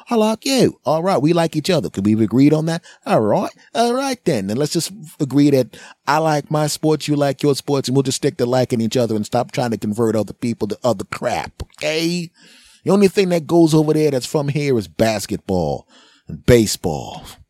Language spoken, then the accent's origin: English; United States; I'm an American, damn it. And I'm in America